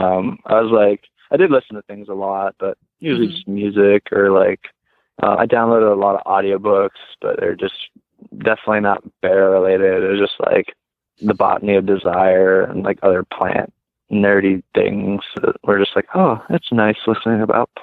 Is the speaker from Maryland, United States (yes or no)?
no; Ohio, United States; I'm from Ohio, so everywhere you look, it's just trees or corn